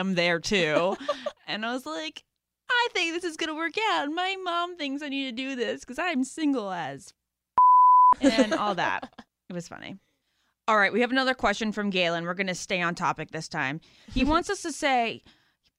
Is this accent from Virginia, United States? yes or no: yes; Great Falls, Virginia, United States; I'm from Great Falls, Virginia